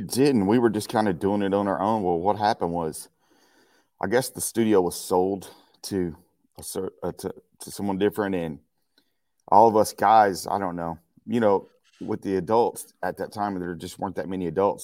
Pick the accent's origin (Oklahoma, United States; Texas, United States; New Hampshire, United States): Texas, United States; Marshall; moved away as an adult; now in Acton, United States; from Marshall, Texas. That's my hometown